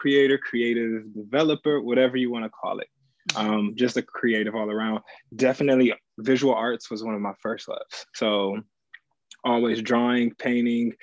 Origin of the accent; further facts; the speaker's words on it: Battle Creek, Michigan, United States; moved away as an adult; also born or lived in Indiana / Ohio; now in New York City, United States; I'm originally from Battle Creek, Michigan, home of Kellogg's, Cereal City